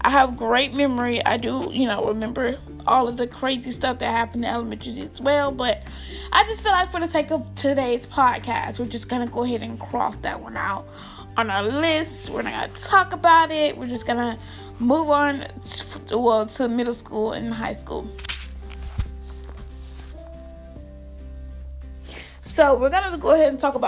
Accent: Albany, Georgia, United States; I'm from Albany, Georgia. Most of you guys know I live in Albany, Georgia

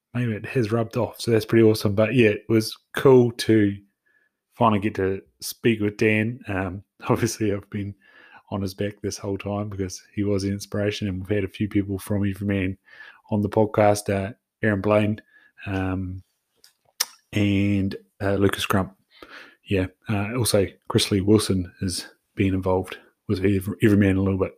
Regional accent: New Zealand; as a Kiwi bloke

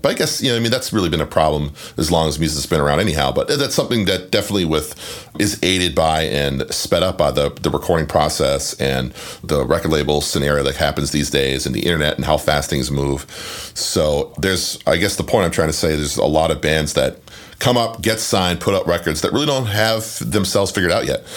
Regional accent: Canada; where I grew up in Canada, we didn't have cable TV.

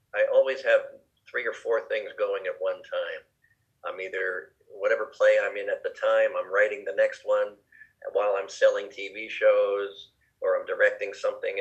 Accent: New Jersey, United States; I grew up in New Jersey

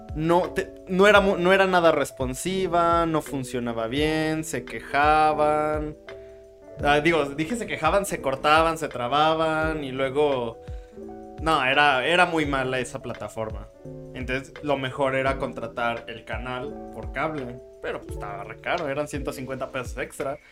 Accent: Mexico

